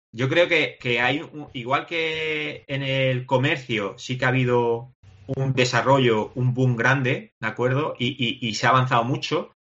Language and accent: Spanish; Granada, Andalusia, Spain; nosotros somos de Granada